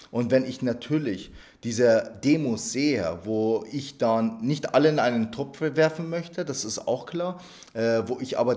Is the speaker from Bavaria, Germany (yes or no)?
yes; Bavaria, Germany; Sie wissen ja, dass ich einen Migrationshintergrund habe, ich komme ja aus Niederbayern.